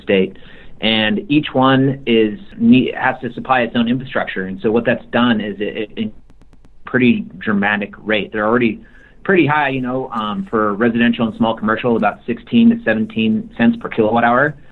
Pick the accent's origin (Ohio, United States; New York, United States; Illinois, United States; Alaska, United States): Alaska, United States; also born or lived in Bay Area, California; my home state of Alaska